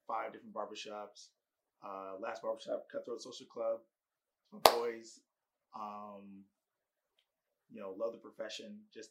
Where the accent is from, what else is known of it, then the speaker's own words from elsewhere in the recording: San Diego, California, United States; I am born and raised in San Diego, California